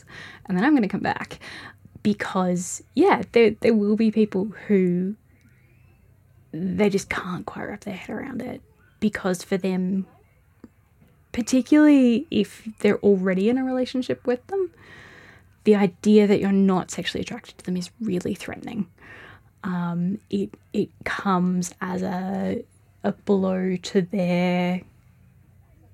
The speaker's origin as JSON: {"language": "English", "town": "Melbourne", "region": "Victoria", "country": "Australia", "tie": "born or raised there", "also_born_or_lived": "Hamilton / Daylesford", "moved": "as an adult", "lives_now": "Ballarat, Australia", "said": "I grew up in Melbourne, and I moved out here"}